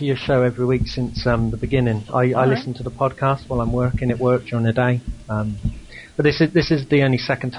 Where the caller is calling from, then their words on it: United Kingdom; calling from the UK.